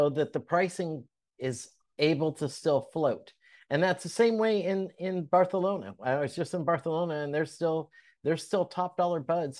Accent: California, United States; moved away; growing up in California

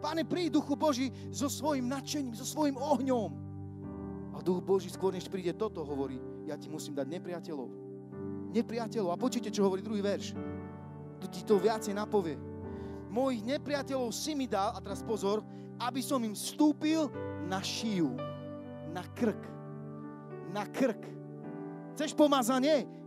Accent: Košice, Košice Region, Slovakia; lebo ja nesom Bystričan, som Košičan

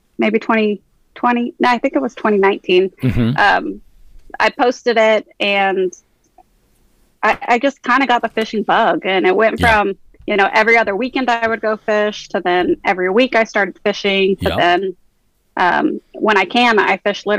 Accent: San Antonio, Texas, United States; I grew up in San Antonio, Texas. I'm a born and raised Texan

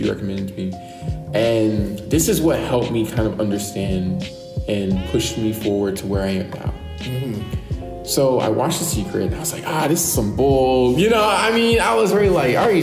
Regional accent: Virginia, United States; moved away; I had a group of friends who I was really close with back in my hometown, Virginia

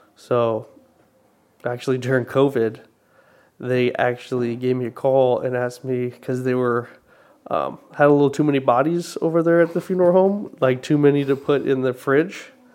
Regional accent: Arizona, United States; I was born uh, in Arizona born and raised

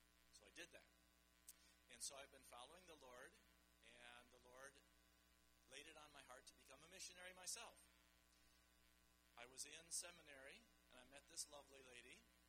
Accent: Central African Republic; also born or lived in Chad / Paris, France; So I grew up in the Central African Republic and the Chad. My story goes like this. I was born in Paris, France, but I'm not a Frenchman. I grew up in Africa, but I'm not an African.

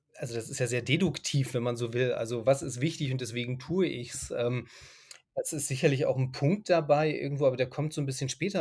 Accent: Germany; also born or lived in Dubai / Egypt / Lebanon / Syria

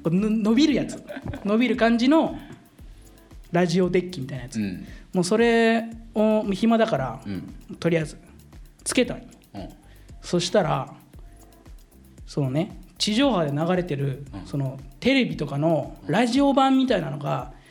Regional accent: Philippines; now in Japan; 俺フィリピン生まれだから

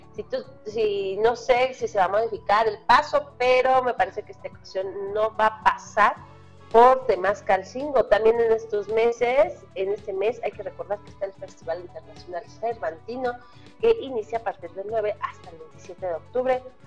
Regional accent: Mexico; nosotros como mexicanos

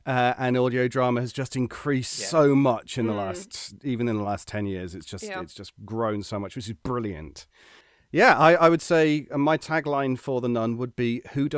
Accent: United Kingdom; as a British person

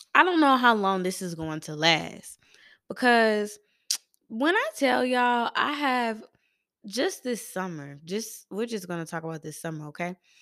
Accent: Atlanta, Georgia, United States; I am from East Atlanta

